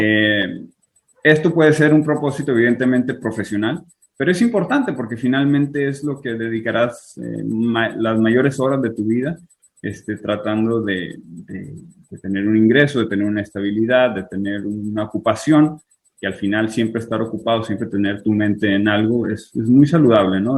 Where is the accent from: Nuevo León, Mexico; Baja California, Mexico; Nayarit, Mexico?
Baja California, Mexico; Tijuana; moved away as an adult; also born or lived in Culiacán, Sinaloa / Fresno, California; now in Israel; a los dos años me fui a Tijuana, entonces viví 25 años por allá